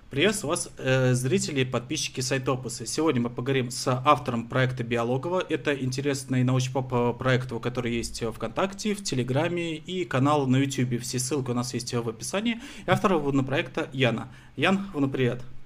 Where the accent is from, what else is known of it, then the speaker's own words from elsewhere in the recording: Moscow, Russia; я вот э, родился, вырос на Москве